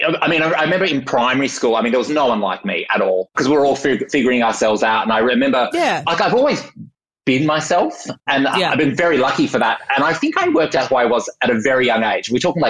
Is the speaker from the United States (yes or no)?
no; Perth, Western Australia, Australia; being a young queer kid growing up in Perth definitely shaped the person I am today.